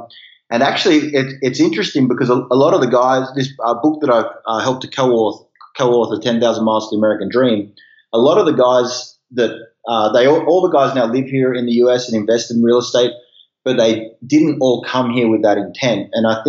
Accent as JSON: {"language": "English", "town": "Sydney", "region": "New South Wales", "country": "Australia", "moved": "as an adult", "lives_now": "United States", "said": "I'm originally from Sydney, Australia."}